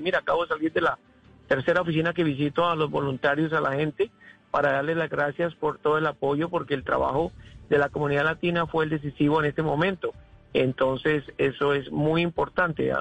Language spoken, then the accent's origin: Spanish; Colombia; now in Florida, United States; mi tierra colombiana